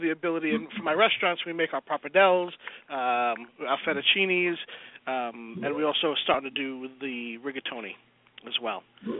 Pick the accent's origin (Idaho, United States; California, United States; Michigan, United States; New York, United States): New York, United States; New York City; now in New Jersey, United States; I grew up in Brooklyn, so living now in Jersey is a weird thing.